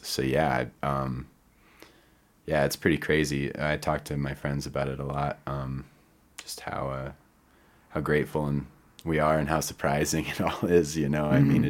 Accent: South Dakota, United States; also born or lived in Connecticut; I am from South Dakota. Yeah. I was actually born in Connecticut.

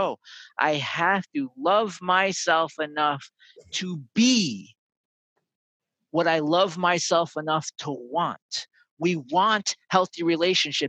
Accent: North Shore of Long Island, New York, United States; I grew up on the North Shore of Long Island.

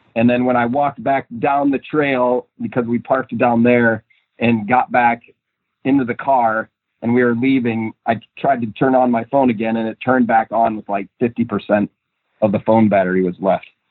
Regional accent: Minnesota, United States; moved away; I'm originally from Minnesota.

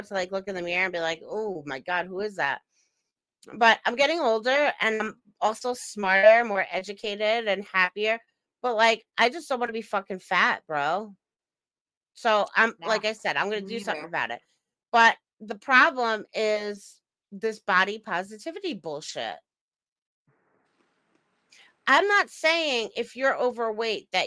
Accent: Long Island, New York, United States; now in Upstate New York, United States; we're from Long Island.

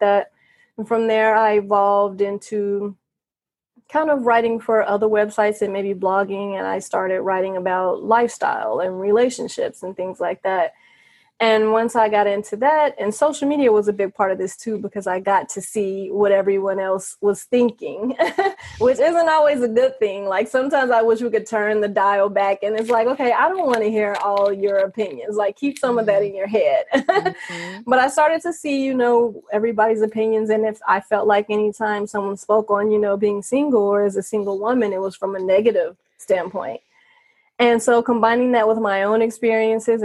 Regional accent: Gary, Indiana, United States; moved away as an adult; now in Las Vegas, United States; I'm from Indiana. I was born in Gary

